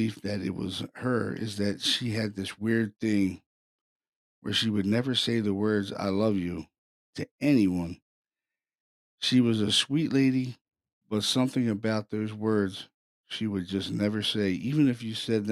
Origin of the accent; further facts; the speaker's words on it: Baltimore, Maryland, United States; I'm from Baltimore City. I'm from a pretty violent city.